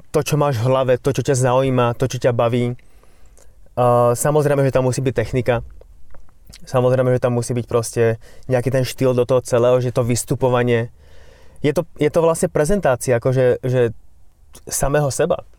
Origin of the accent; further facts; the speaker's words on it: Slovakia; also born or lived in London; som momentálne už doma na Slovensku